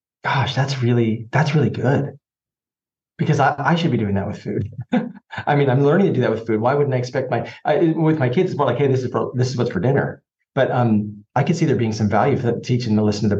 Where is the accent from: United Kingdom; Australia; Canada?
Canada; accent: Canadian; My Canadian accent